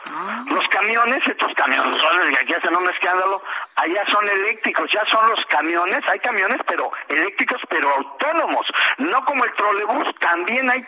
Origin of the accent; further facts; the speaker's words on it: Mexico; nosotros somos mexicanos